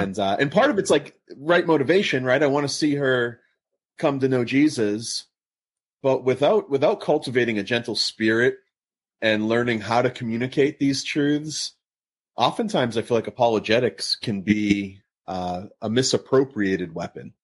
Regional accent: Massachusetts, United States; now in Southern California, United States; I'm in Southern California. My, I grew up in Massachusetts

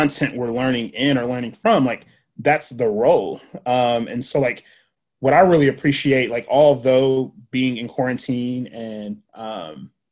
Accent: Nashville, Tennessee, United States; I grew up in Antioch. So I went to Antioch Public School or Nashville Public Schools, J.E. Moss, JFK, Antioch High School.

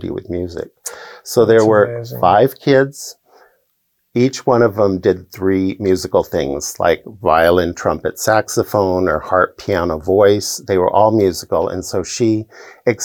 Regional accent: Seattle, Washington, United States; I get to play in my hometown

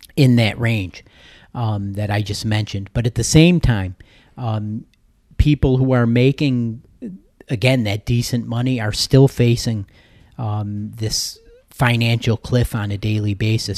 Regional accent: New Hartford, New York, United States; I grew up in the, uh, in central New York, near Utica, New York, New Hartford, actually

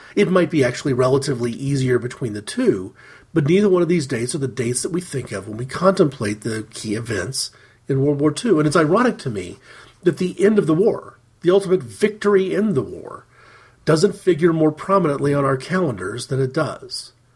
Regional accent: United States; speaking as an American

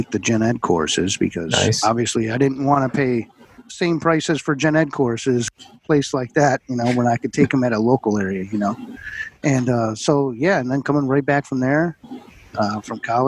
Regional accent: Buffalo, New York, United States; also born or lived in Plattsburgh, New York / United Kingdom / Town of Niagara, New York / Chicago, Illinois; growing up in Buffalo, New York

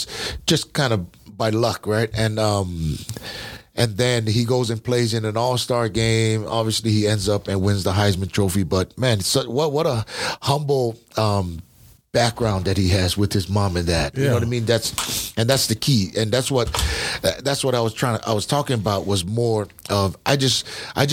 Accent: Hawaii, United States; I was from Hawaii

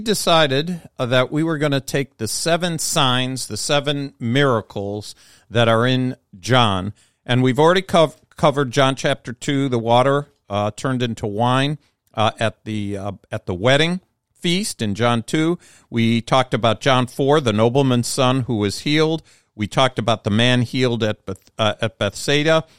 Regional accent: United States; as an American

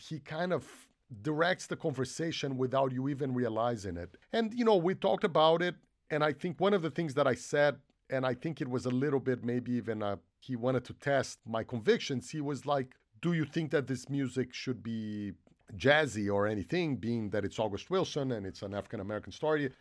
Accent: Brazil; moved away; I grew up in Brazil

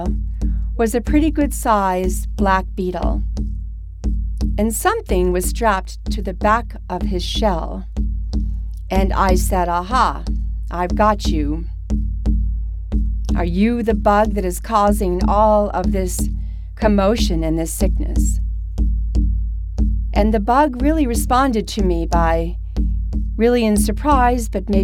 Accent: Mystic, Connecticut, United States; my hometown nearby, Mystic

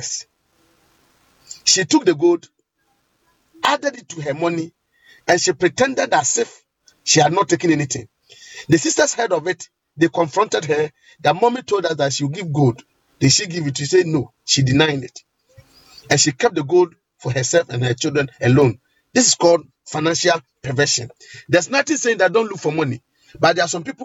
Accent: Ghana; in Ghana here, especially in my hometown

